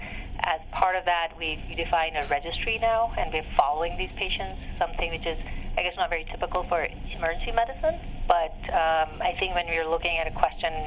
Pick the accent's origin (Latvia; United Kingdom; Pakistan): Pakistan; moved away as an adult; now in United States; I grew up in Pakistan and I went to medical school there, and I started medical school when I was 16.